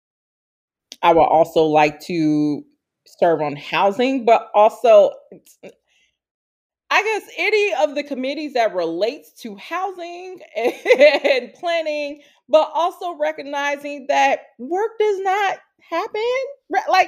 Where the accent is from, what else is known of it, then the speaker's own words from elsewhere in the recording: Chicago, Illinois, United States; now in Minneapolis, United States; my hometown, Chicago